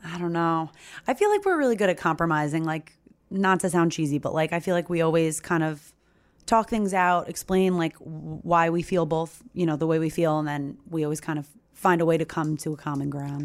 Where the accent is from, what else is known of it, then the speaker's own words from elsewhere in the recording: Long Island, New York, United States; I'm from Long Island